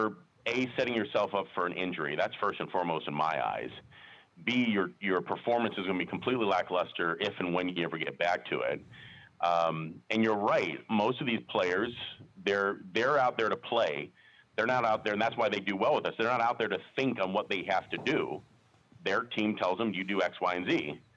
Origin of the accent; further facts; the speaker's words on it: Las Vegas, Nevada, United States; I was born and raised here in Las Vegas. I'm one of the few natives you'll ever meet over the age of 25